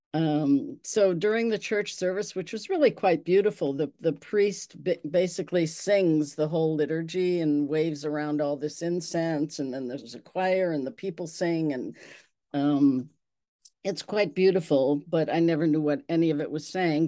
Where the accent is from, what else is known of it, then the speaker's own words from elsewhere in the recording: Milwaukee, Wisconsin, United States; I was raised in Milwaukee in the Serbian community